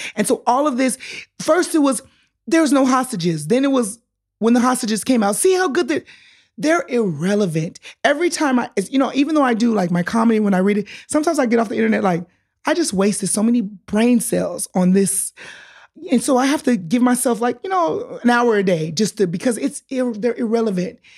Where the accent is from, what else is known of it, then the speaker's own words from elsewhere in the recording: Los Angeles, California, United States; now in Israel; I am from L A, California